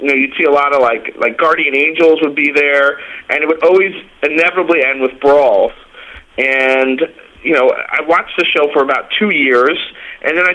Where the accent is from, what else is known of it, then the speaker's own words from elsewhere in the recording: Dix Hills, New York, United States; I grew up in Long Island, New York. I was born and raised in Dix Hills